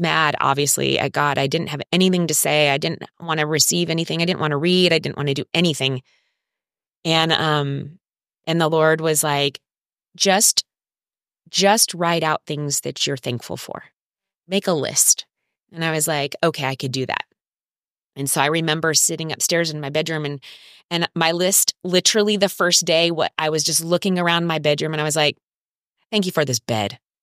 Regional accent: Orange County, California, United States; moved away as an adult; now in San Diego, United States; I am from Orange County

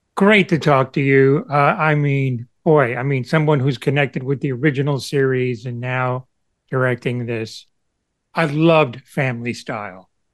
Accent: Cuba; moved away; a former immigrant from Cuba

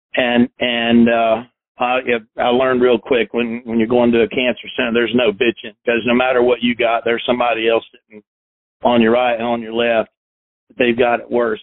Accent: South Carolina, United States; also born or lived in Chattanooga, Tennessee; while I grew up in South Carolina, I was born uh, near Chattanooga, Tennessee

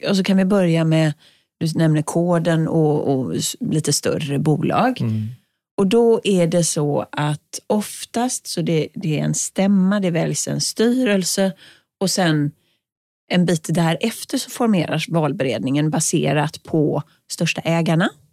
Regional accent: Sweden; för mig som svensk

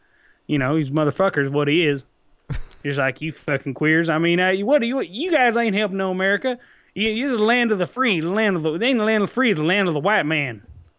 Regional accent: United States; I'm fucking American.

